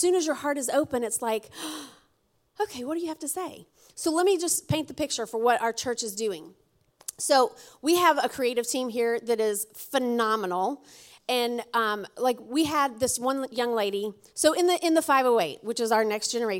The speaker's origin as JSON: {"language": "English", "region": "Alabama", "country": "United States", "moved": "yes", "lives_now": "New England, United States", "said": "I'm from Alabama"}